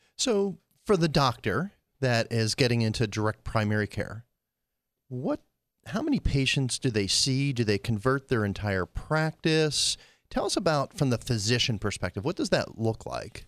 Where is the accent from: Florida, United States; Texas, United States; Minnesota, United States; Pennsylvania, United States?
Pennsylvania, United States; I grew up in Pennsylvania